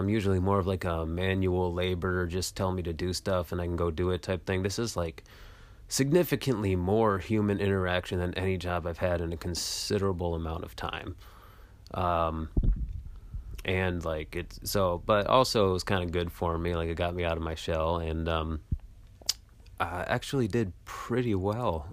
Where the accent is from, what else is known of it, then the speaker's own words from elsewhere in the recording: Michigan, United States; moved away as an adult; now in Washington, D.C., United States; I'm from Michigan, and I moved out to Washington, D C